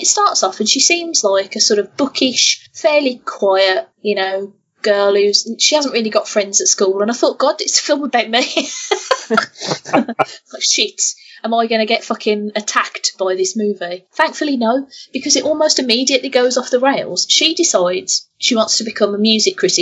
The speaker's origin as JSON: {"language": "English", "town": "Birmingham", "region": "West Midlands", "country": "United Kingdom", "said": "I'm not from Wolverhampton, I'm from Birmingham, and my accent, I know, is different to a Wolverhampton accent"}